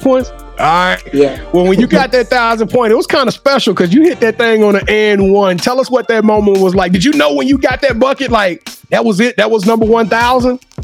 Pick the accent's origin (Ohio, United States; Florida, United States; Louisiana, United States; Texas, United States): Louisiana, United States; moved away; my home state